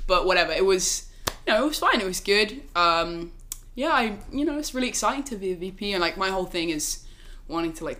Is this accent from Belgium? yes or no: no; Oxford, South East England, United Kingdom; moved away as an adult; now in Princeton, United States; I'm from Oxford in England